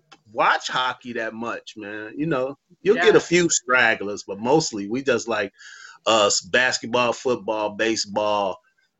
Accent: Chicago, Illinois, United States; And that's how we are in Chicago about hockey

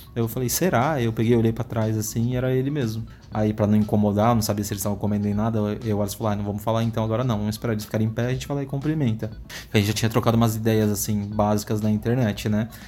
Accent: Itapecerica da Serra, São Paulo, Brazil; Nasci em São Paulo mesmo, lá no centro. E vivi a minha vida inteira em Tapecerica da Serra, que fica na zona sul de São Paulo

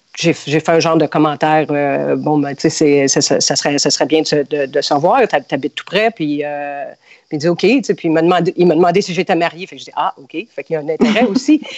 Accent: Montreal, Quebec, Canada; moved away as an adult; now in United States; je suis euh, née, j'ai grandi à Montréal

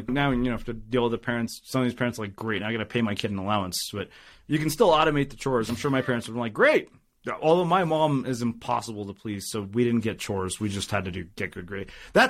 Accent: India; Of course I got straight A's in high school. I'm Indian. Like, that's non-negotiable for Indian parents.

